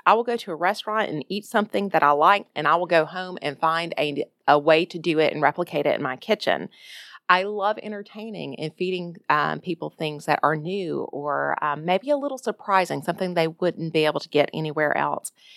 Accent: Jacksonville, Alabama, United States; moved away as an adult; now in Ohio, United States; my hometown of Jacksonville, Alabama

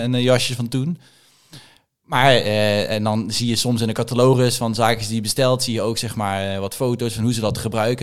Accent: Limburg, Netherlands; moved away as an adult; also born or lived in Randstad; Ik ben in Limburg opgegroeid.

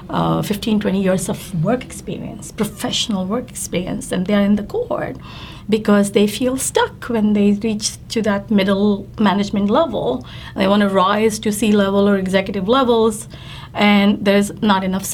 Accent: India; now in New York, United States; I'm Indian, so I love to see Indian shows

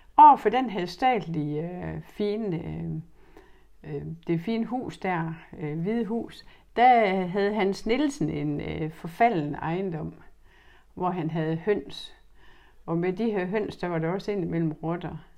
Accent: Horsens, Central Denmark Region, Denmark; jeg er født og opvokset i Skolegade

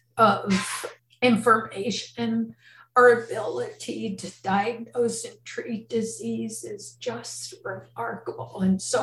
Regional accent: New Jersey, United States; moved away as an adult; now in California, United States; And so I came out from New Jersey to California, to the University of California, San Francisco.

